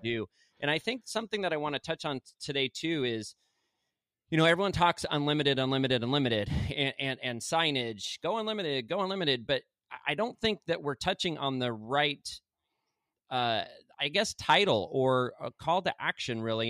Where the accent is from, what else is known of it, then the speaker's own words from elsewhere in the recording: Arizona, United States; now in Santa Rosa Beach, United States; I'm from Arizona